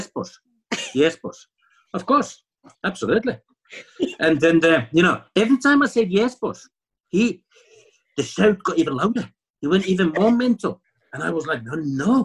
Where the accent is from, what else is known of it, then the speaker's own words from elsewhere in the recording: Finland; English is a second language; moved away as an adult; also born or lived in Scotland; I came from Finland, a nicey nicey Scandinavian boy coming to Scotland